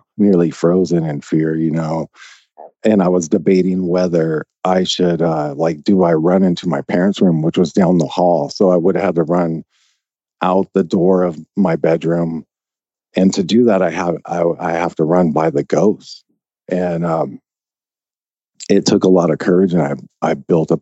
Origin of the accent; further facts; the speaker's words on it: Little Rock, Arkansas, United States; I was born in Little Rock, Arkansas. And if anyone knows anything about Little Rock, you know, I lived in West Little Rock.